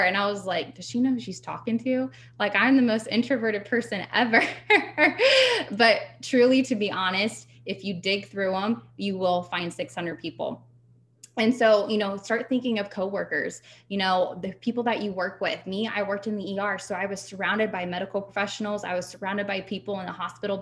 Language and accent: English; Ohio, United States; I'm from Ohio